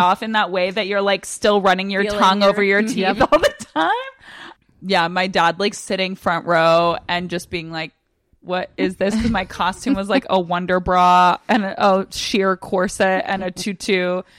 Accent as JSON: {"language": "English", "region": "Virginia", "country": "United States", "said": "Northern Virginia."}